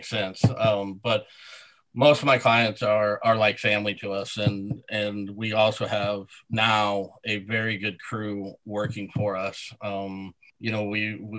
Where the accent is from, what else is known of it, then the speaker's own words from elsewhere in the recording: Sidney, Nebraska, United States; I grew up in Sydney, Nebraska.